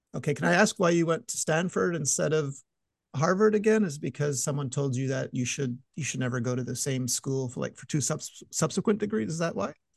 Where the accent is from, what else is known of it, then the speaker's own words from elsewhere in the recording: Montreal, Quebec, Canada; I'm from Montreal